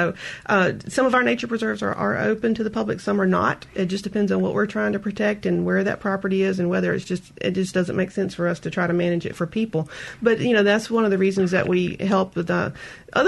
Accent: George County, Mississippi, United States; I grew up around there in George County

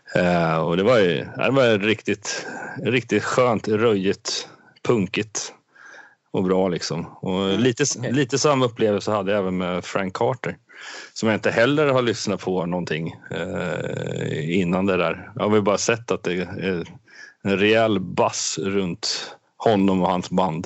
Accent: Sweden

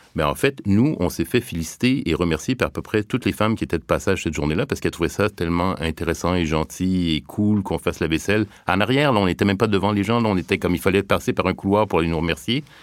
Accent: Montreal, Quebec, Canada; je viens du Québec, donc euh, de la banlieue de Montréal

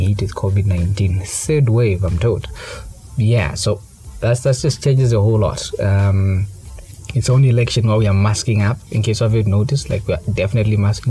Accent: Kabwe, Central Province, Zambia; moved away; also born or lived in Lusaka; I traveled to Kawe. That's my hometown.

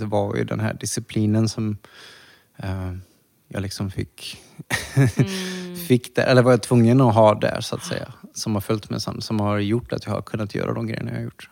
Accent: Borås, Västra Götaland, Sweden; moved away as an adult; also born or lived in Thailand / New York; i Borås. Ja. Ja, där jag växte upp

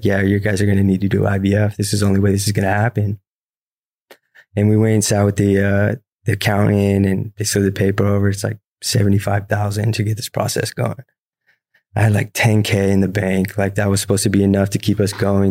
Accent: Riverside, California, United States; also born or lived in San Bernardino, California / Beaumont, California; I was born in San Bernardino, California, right here. I grew up in Riverside, went to high school in Beaumont

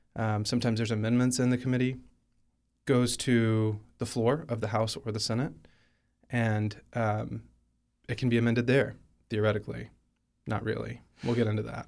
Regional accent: Alabama, United States; moved away; I'm from Alabama. He was my home state senator

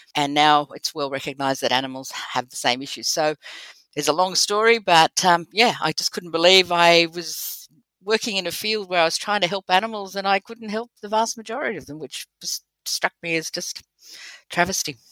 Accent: Australia; accent: Australian; also born or lived in United Kingdom; my beautiful Australian accent

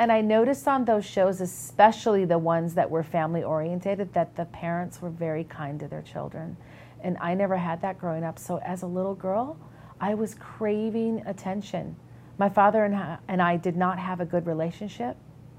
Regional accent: Minneapolis, Minnesota, United States; accent: Minnesota; I'm actually from Minnesota, a Midwestern girl. They call us people in Minnesota, Minnesota nice. And if you can tell by my accent, I have my office sometimes ask me, hey, can you say posted again?

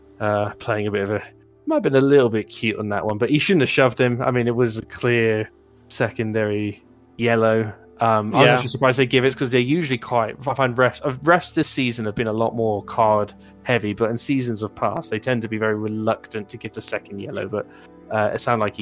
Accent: United States; moved away; when I was growing up in the States

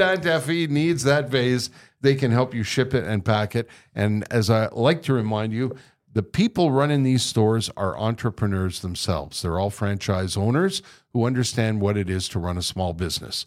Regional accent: Verdun / the Island, Quebec, Canada; I was born partially raised in Verdun, and then I was raised on the Island.

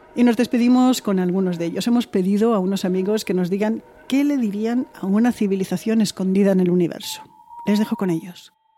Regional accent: Mexico; now in New York, United States; soy un mexicano viviendo en Nueva York

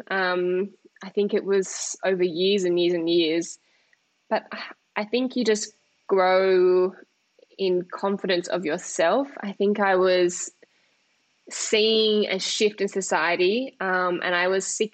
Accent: Australia; when I would be at school, I didn't look typically Australian, but the kids would think that I was Asian

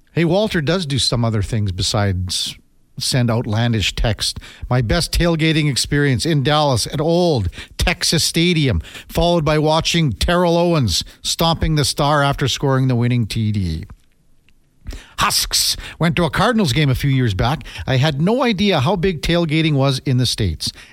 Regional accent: Canada; Told them I was from Canada, welcomed everywhere from the fog.

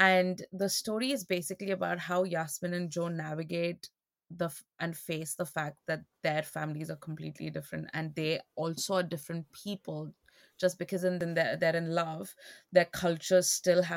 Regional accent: India; being Indian

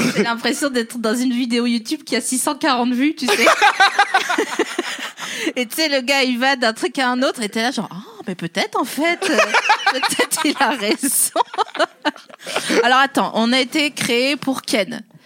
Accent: the East, eastern France, France; Moi, je viens de l'Est

